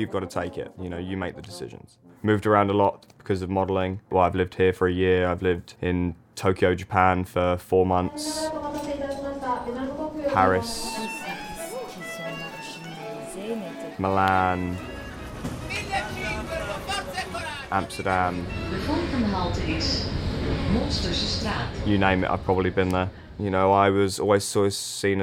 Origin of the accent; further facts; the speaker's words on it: London, United Kingdom; I'm from London